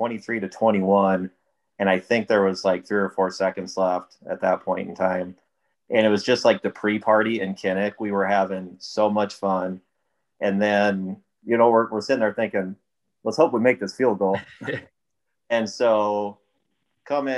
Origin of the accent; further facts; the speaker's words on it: Iowa, United States; Born and raised in Iowa.